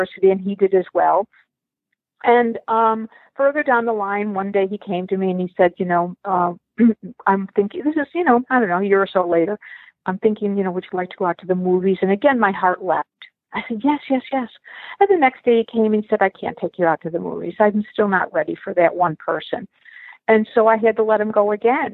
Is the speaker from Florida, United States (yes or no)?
no; Buffalo, New York, United States; moved away as an adult; also born or lived in Dublin, Ireland / Long Island, New York; now in Michigan, United States; I was born in Dublin, Ireland, and adopted into a family in Buffalo, New York. I grew up in Buffalo.